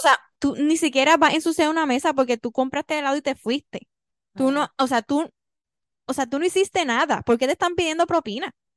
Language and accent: Spanish; Puerto Rico; soy puertorriqueña